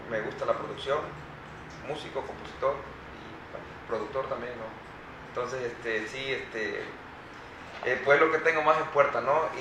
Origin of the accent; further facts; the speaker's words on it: Veracruz, Mexico; siendo veracruzano